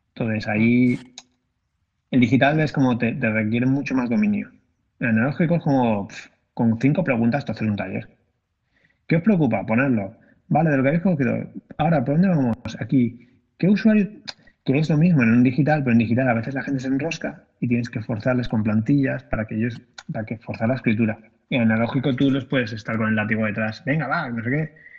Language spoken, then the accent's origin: Spanish; Valencia, Valencian Community, Spain; yo soy de Valencia